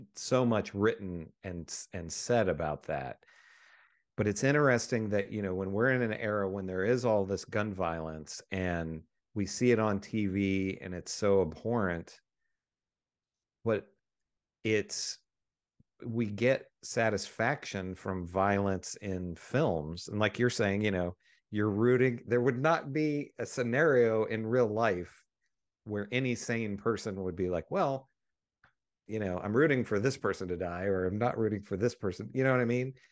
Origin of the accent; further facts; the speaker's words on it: West Virginia, United States; we grew up in West Virginia